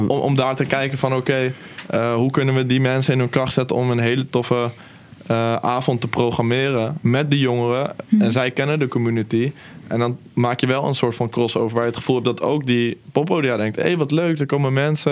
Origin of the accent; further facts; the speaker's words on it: Utrecht, Netherlands; ik ben gewoon een Nederlander hier opgegroeid